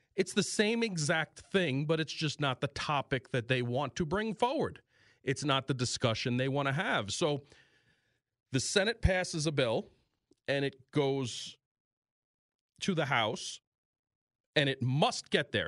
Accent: New York, United States; moved away as an adult; this is my home state, but New York

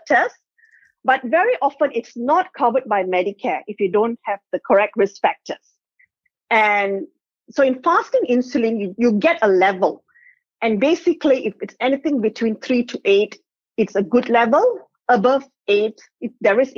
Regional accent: South India, India; now in Perth, Australia; I'm South Indian.

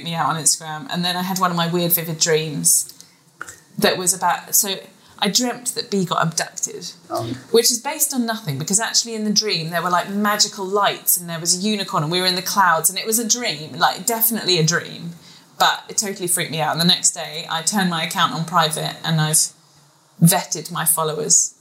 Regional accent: United Kingdom; now in Dubai, United Arab Emirates; I'm a Brit in Dubai

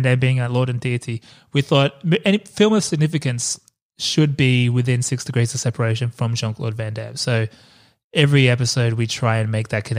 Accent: Australia

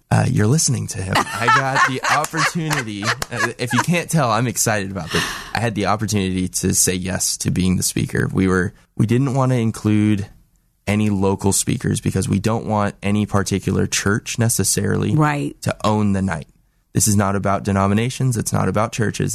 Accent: Los Angeles, California, United States; moved away as an adult; now in Salem, United States; I'm from Los Angeles

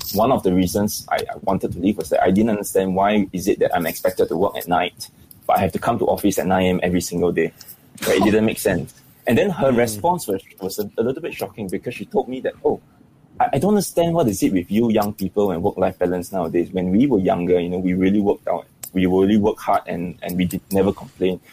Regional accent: Singapore; I think Singaporeans generally we are we are we are very stressed out

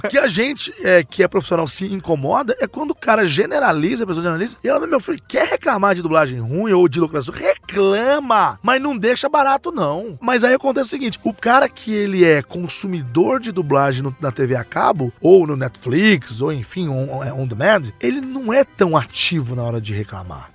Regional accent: Minas Gerais, Brazil; Eu sou de Minas Gerais

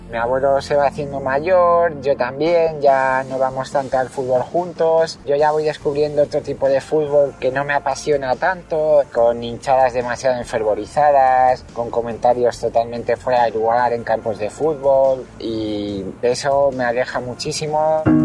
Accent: Madrid, Community of Madrid, Spain; tengo 36 años y nací en Madrid

